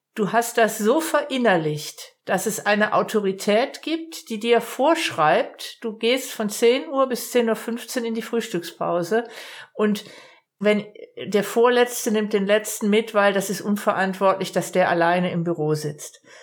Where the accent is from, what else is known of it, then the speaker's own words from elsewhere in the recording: Baden-Württemberg, Germany; Ich komme aus Baden-Württemberg. Ich, ich wohne im, im nördlichen Umfeld vom Großraum